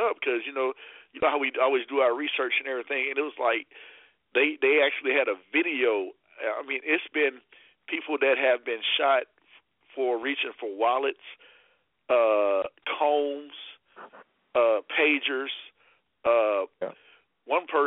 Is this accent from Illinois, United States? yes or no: no; Lake Charles, Louisiana, United States; Growing up in Lake Charles, Louisiana